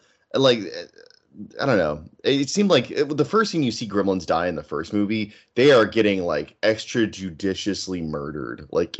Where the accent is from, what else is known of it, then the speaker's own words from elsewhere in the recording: Kansas, United States; I grew up in Kansas, which is Tornado Alley.